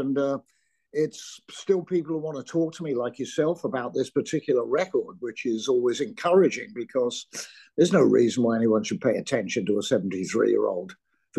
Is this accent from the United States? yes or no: no; Surrey, South East England, United Kingdom; also born or lived in London; I was born in London, but grew up in the county of Surrey